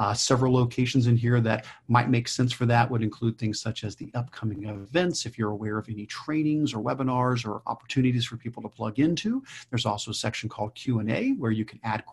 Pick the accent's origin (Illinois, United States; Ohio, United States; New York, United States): Ohio, United States; Stephanie and I are both from Ohio